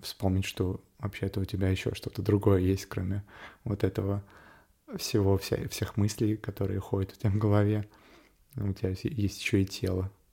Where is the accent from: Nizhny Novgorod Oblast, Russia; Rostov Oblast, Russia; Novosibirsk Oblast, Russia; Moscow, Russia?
Moscow, Russia; Я родился и вырос в Москве